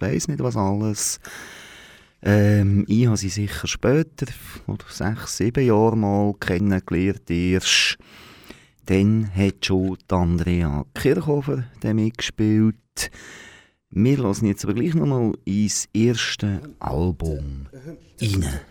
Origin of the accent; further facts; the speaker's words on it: Aargau, Switzerland; als Aargauer